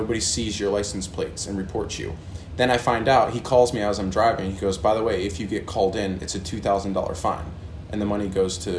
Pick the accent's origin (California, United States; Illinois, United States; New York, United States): New York, United States; moved away as an adult; also born or lived in New Jersey / Kansas / Florida / Virginia; So I was born in New Jersey, moved to New York, and then after high school, straight out of high school, I moved to Kansas. And then from Kansas, went to Florida, Virginia.